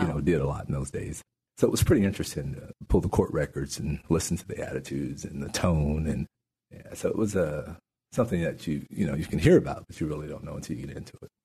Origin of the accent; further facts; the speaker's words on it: New Mexico, United States; also born or lived in Natchitoches Parish, Louisiana; now in Shreveport, United States; my grandparents moved my brother and I to New Mexico, mm. and I grew up in New Mexico